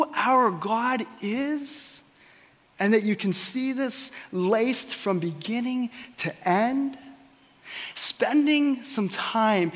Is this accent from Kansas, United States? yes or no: yes; Ellsworth, Kansas, United States; my hometown of Ellsworth